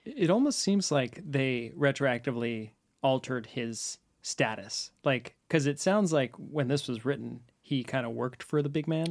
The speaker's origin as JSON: {"language": "English", "town": "San Francisco", "region": "California", "country": "United States", "tie": "born or raised there", "said": "I was actually born and raised in San Francisco"}